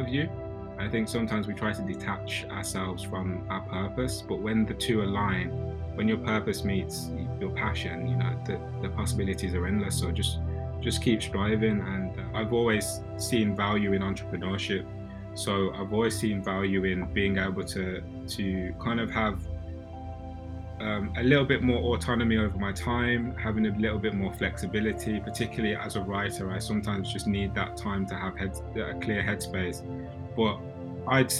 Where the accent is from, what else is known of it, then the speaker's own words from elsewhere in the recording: Birmingham, West Midlands, United Kingdom; moved away as an adult; also born or lived in London; I grew up in a council estate in Birmingham, so you can probably tell from my accent